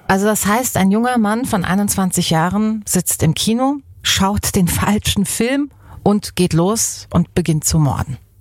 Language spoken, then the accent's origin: German; Baden-Württemberg, Germany; hier bei uns in Baden